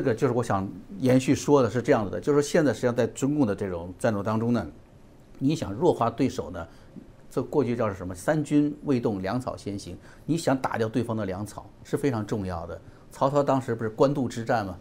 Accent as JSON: {"language": "Chinese", "country": "China", "tie": "born or raised there", "moved": "yes", "said": "我们在中国大陆长大"}